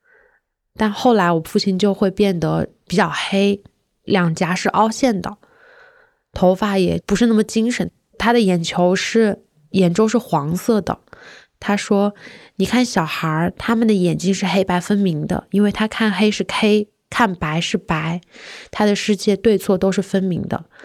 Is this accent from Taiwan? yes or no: no; Hunan, China; moved away; 从长沙开回我的老家大概是一个多小时